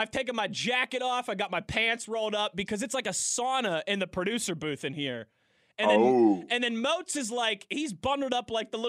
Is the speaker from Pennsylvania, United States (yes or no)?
yes; Pittsburgh, Pennsylvania, United States; moved away as an adult; also born or lived in Cleveland; I came back. To Pittsburgh